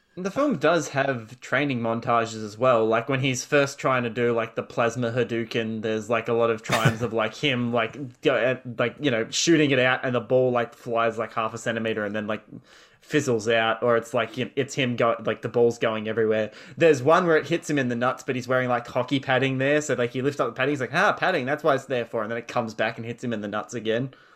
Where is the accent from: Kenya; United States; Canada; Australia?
Australia